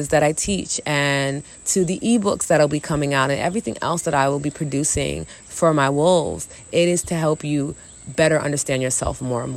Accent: New York City, New York, United States; also born or lived in Long Island, New York; I'm a New York City chick. I was born in the Bronx, grew up in Queens and Long Island and Harlem.

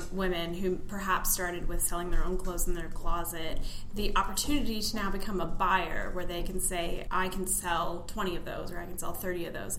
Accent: Canada; also born or lived in Toronto; I'm Canadian

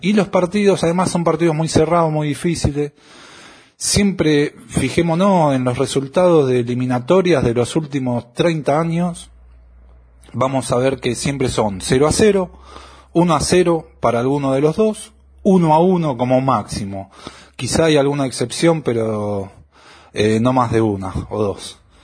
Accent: Argentina; nací en el 77, soy hincha de River, argentino

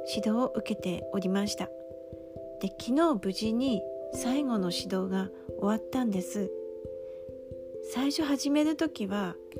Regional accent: Aomori, Japan; moved away; 私は出身が青森なので方言が喋れるので

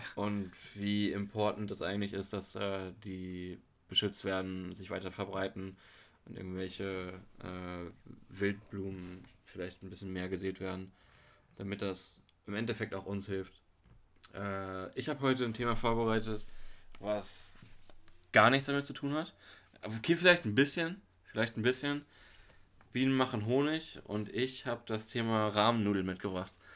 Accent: near Hanover, Lower Saxony, Germany; moved away; ich komm aus der Nähe von Hannover her.

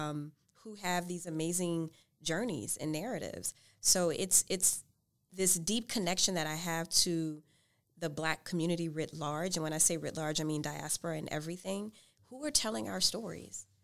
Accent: New Orleans, Louisiana, United States; moved away; I'm from New Orleans.

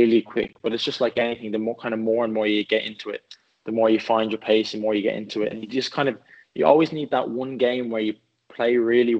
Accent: Swords, Leinster, Ireland; also born or lived in Dublin; now in England; I'm from Swords. My family still lives there now

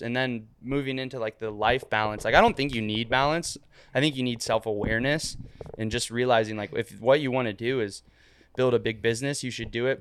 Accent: Ohio, United States; also born or lived in Florida; now in Miami, United States; I'm from a, like, a hundred thousand person city in Ohio

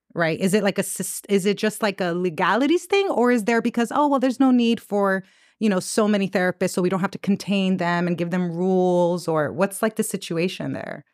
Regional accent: New York City, New York, United States; growing up in New York

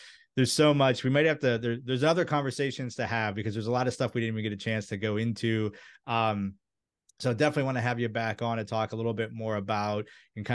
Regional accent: Maryland, United States; right in the area that I grew up in, and like where my grandparents owned rental properties that I used to DIY when I was a kid

